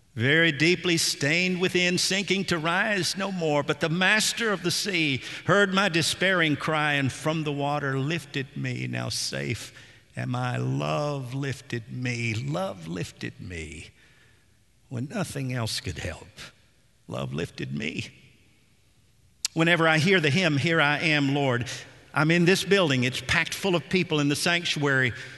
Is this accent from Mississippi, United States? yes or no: no; Nashville, Tennessee, United States; as a boy growing up in Nashville in the seventies